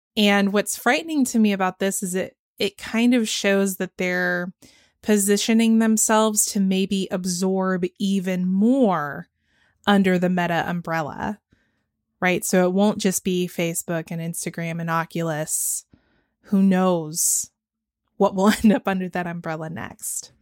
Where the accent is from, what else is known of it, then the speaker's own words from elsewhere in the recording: Georgia, United States; growing up in Georgia where they do abstinence only education